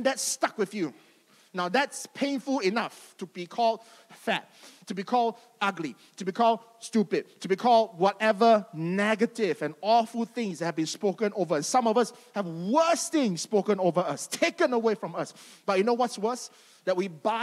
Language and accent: English; Malaysia; growing up in Malaysia